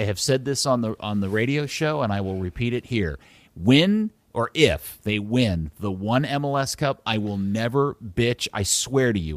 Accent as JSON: {"language": "English", "town": "Dallas", "region": "Texas", "country": "United States", "tie": "born or raised there"}